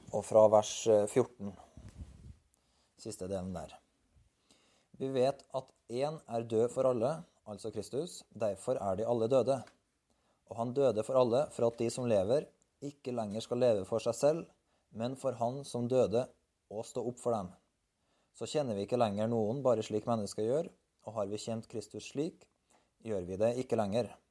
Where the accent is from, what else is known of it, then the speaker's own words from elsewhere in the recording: Berkåk, Trøndelag, Norway; Jeg er født på landet, i fjellbygda Eller vokste opp på fjellbygda Berkåk. Jeg er trønder og har en trøndersk identitet.